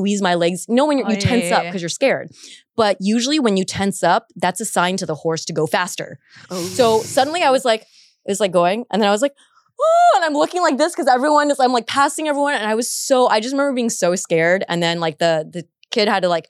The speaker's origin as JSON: {"language": "English", "area": "Orange County", "region": "California", "country": "United States", "also_born_or_lived": "San Diego", "said": "I went to school at UCSD, but I was from the Orange County area"}